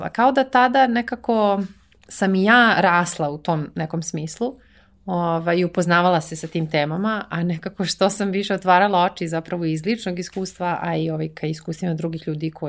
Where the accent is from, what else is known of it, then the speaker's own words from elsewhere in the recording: Serbia; moved away as an adult; also born or lived in Netherlands; nikad nisam razmišljala o tome kao ja sam iz Srbije i kao kako će to ljudi da vide.